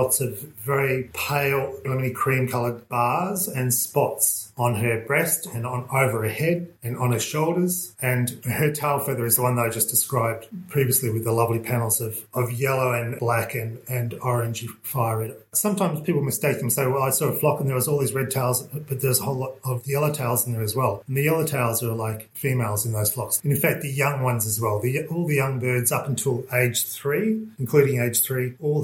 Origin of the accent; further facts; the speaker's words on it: Melbourne, Victoria, Australia; moved away as an adult; also born or lived in Christmas Island; now in Casterton, Australia; I grew up in Melbourne